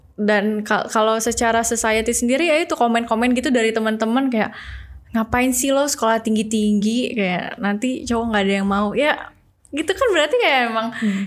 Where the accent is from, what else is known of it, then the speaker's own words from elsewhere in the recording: Indonesia; kita Indonesia sendiri, orang Indonesia sendiri